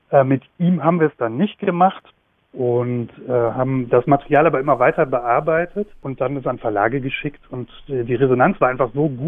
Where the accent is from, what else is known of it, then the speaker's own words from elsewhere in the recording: West Germany, Germany; Wir sind beide aus dem Westen und im Westen sozialisiert, aber haben beide an der BTU in Cottbus gearbeitet